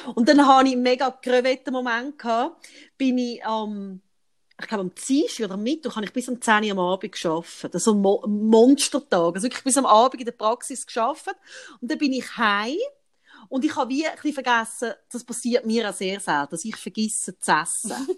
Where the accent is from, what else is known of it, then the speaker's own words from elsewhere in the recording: Switzerland; bei uns in der Schweiz